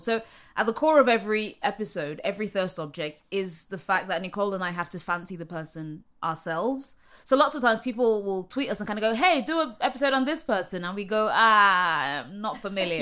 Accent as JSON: {"language": "English", "region": "London", "country": "United Kingdom", "moved": "as an adult", "lives_now": "New York, United States", "said": "at that time I was living in London, which is where I'm from"}